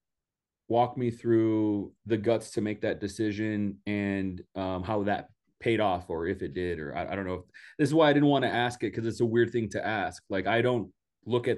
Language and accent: English; Donna, Texas, United States; I'm from Donna, Texas. I'm from the Rio Grande Valley